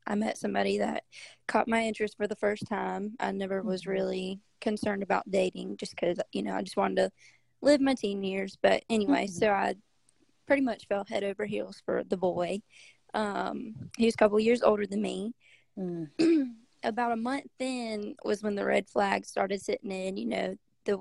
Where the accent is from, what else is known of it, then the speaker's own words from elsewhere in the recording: Greenville, South Carolina, United States; I've grown up in Greenville, South Carolina